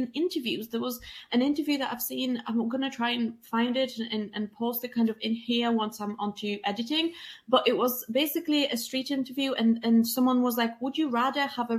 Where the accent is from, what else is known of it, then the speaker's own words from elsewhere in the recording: Poland; moved away; I'm an immigrant and I'm from Poland and I'm a woman.